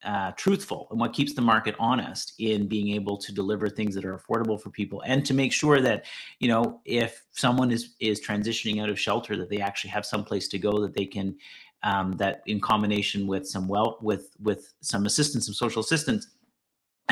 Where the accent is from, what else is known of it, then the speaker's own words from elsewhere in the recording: Ottawa, Ontario, Canada; also born or lived in Montreal; I had the fortune of coming back to Ottawa, because I'm originally from Ottawa